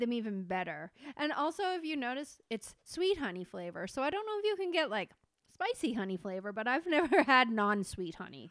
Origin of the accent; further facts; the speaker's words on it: Canada; being Canadian